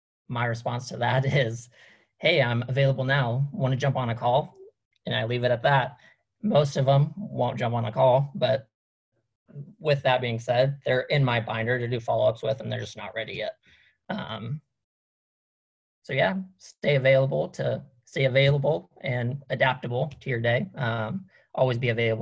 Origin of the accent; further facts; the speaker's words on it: Iowa, United States; we're from Iowa. We have a horse farm